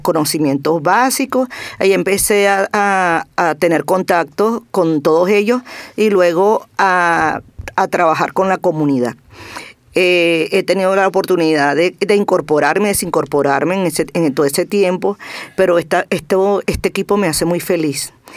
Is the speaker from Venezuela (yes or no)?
yes; Venezuela; now in Barcelona, Spain; yo soy venezolana